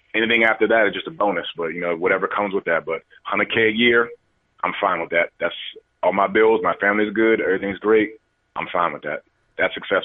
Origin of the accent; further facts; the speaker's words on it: Maryland, United States; also born or lived in Washington, D.C.; I was born in Washington D.C. and I, but it was only a couple years. But I was raised out in Maryland, so I'm always a Maryland guy